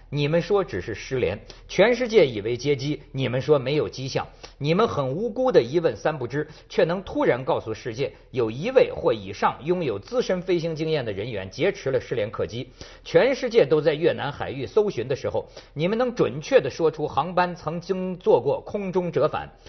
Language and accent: Chinese; northern China, China; 跟咱们北方民族有点不太一样